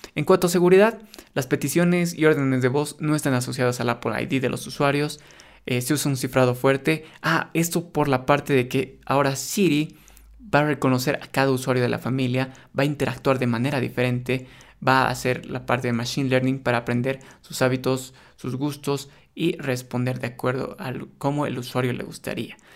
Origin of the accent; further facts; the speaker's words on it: Bolivia; en mi país donde yo vivo, acá en Bolivia